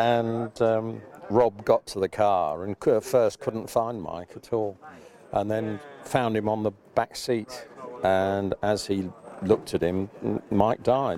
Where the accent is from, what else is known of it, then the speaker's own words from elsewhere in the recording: Guildford, South East England, United Kingdom; I grew up in Guildford